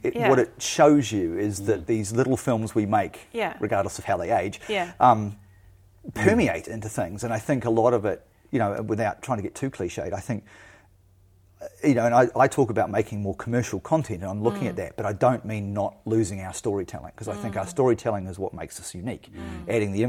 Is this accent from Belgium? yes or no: no; New Zealand; could only be provided by being a New Zealander or an Indigenous New Zealander.